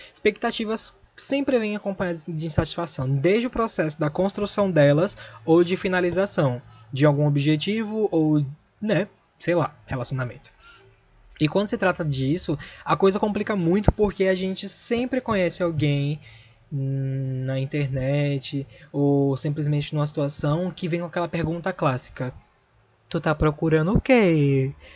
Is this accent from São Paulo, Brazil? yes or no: no; Recife, Pernambuco, Brazil; sou de Recife